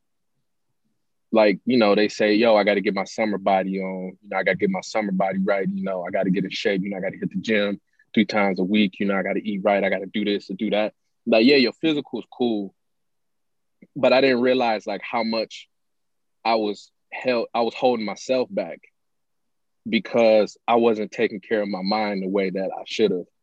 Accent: Pontiac, Michigan, United States; I'm from Pontiac, Pontiac, Michigan. Grew up there, born and raised.

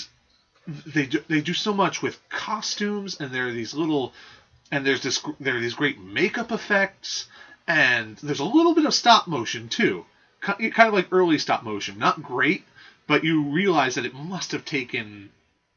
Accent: United States; we're American

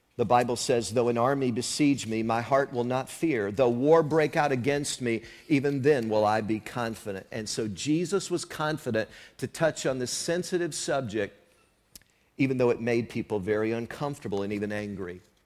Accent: the South, United States; moved away; where I grew up in the South some years ago

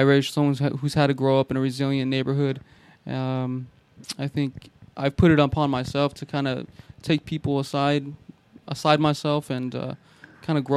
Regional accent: Modesto, California, United States; I grew up in West Modesto.

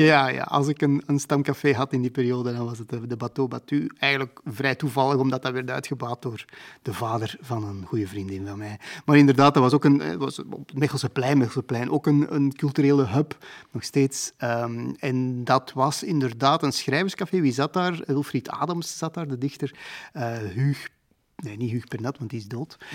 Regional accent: Antwerp, Flanders, Belgium; ben wel in Antwerpen geboren en ik heb er heel mijn leven gewoond.

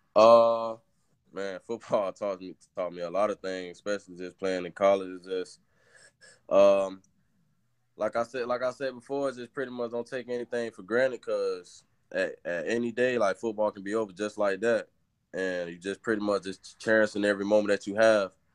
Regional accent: Orlando, Florida, United States; I'm from Orlando, Florida

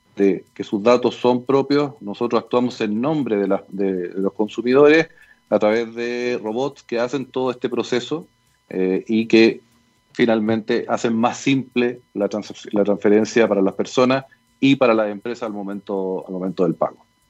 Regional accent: Chile; somos todos los chilenos

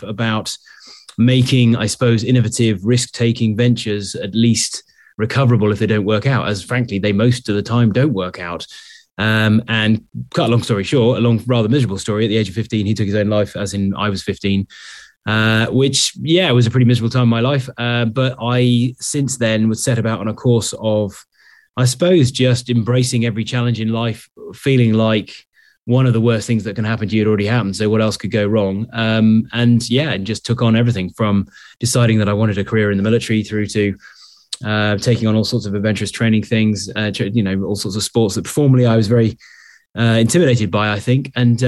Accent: Sherborne, South West England, United Kingdom; born there; I was born in Sherborne in Dorset. I went to boarding school in Taunton in Somerset.

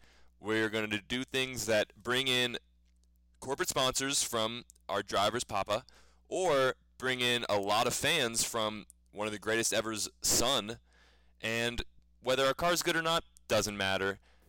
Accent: United States; I'm an American. I have always been an American

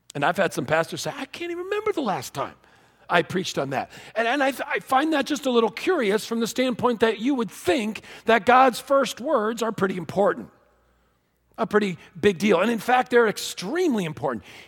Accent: Connecticut, United States; I was born in Connecticut

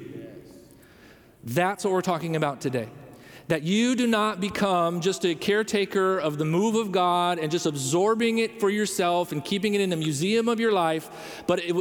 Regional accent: Rockford, Illinois, United States; moved away; I come from the Chicagoland area in a little area called Rockford. It's about 90 minutes north of Chicago.

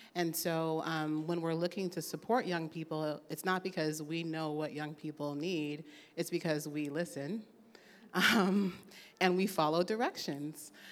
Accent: Oakland, California, United States; I was raised here. I'm proud to be from Oakland.

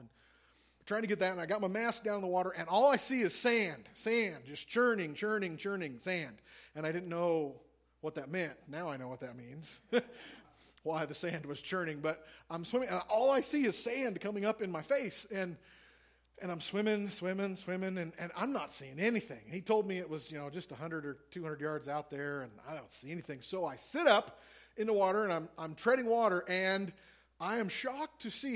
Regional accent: Missouri, United States; I'm a landlubber from Missouri. I am a farm kid from the middle of the continent

